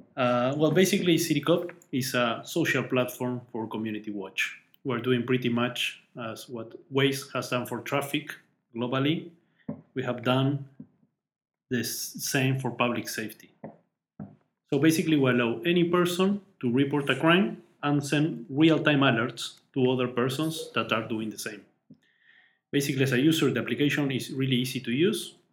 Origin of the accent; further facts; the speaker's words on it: Uruguay; moved away as an adult; now in Austin, United States; I'm from Uruguay